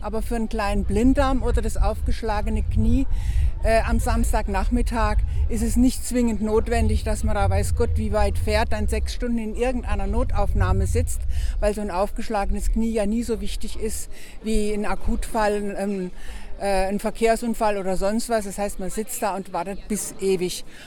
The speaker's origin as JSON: {"language": "German", "town": "Oberkirch", "region": "Baden-Württemberg", "country": "Germany", "said": "ich bin gar nicht aus Kehl, ich bin aus Oberkirch"}